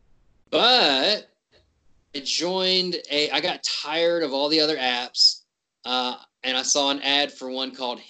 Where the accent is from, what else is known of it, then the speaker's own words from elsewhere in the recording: West Virginia, United States; I'm from West Virginia